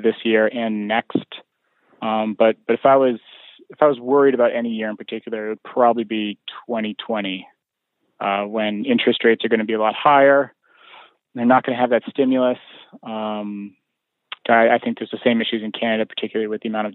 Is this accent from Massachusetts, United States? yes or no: yes; Boston, Massachusetts, United States; I grew up in the Boston area